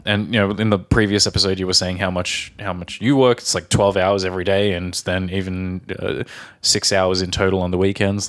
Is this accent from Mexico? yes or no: no; Australia; from Australia.